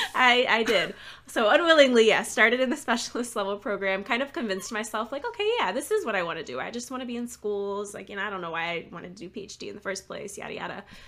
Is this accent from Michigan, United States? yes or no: yes; Lansing, Michigan, United States; moved away as an adult; also born or lived in Chicago; now in Maryland, United States; I am from Michigan originally, um, the Lansing area, kind of the middle of the state